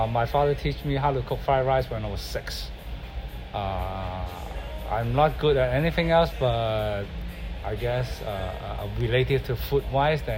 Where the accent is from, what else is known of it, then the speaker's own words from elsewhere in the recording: Hong Kong; now in Mercer Island, United States; I grew up in Hong Kong